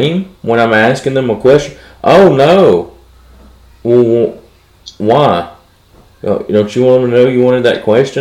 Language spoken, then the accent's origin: English; United States